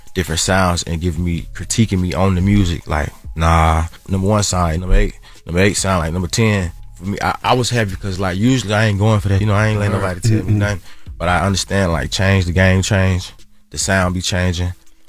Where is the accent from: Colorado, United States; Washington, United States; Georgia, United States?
Georgia, United States; Atlanta; because I'm from the South, …, like …. You know, we from Atlanta